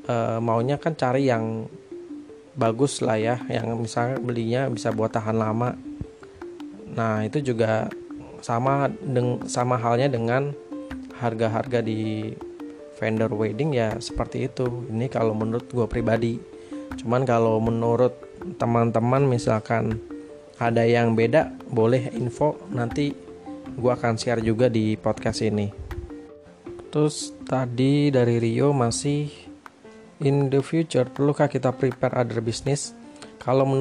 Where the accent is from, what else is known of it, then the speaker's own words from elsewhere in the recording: Surabaya, East Java, Indonesia; gue tuh kan gue dari Jawa Surabaya sedangkan istri gue ini dari Medan